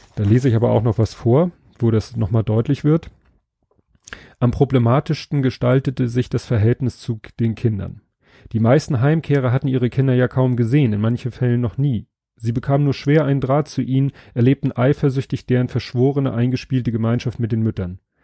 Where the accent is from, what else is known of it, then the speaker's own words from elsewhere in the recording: Hamburg, Germany; Ich bin hier in Stalzhoop aufgewachsen